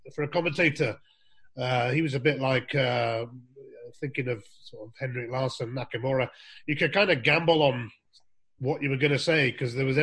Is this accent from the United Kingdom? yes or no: yes; Weymouth, South West England, United Kingdom; now in Scotland; When I was growing up as a lad in Weymouth in Dorset